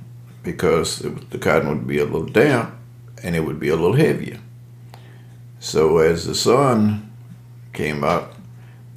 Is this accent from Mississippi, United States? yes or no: yes; Collins, Mississippi, United States; moved away; I grew up in Collins, Mississippi, a little community called Hopewell